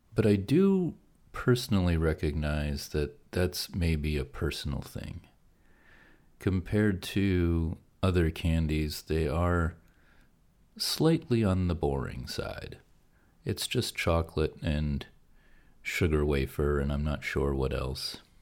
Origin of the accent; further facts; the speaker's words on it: Pennsylvania, United States; I grew up in Pennsylvania, and we had Hershey's chocolate because it was, you know, not just a national brand, but it was kind of a local thing.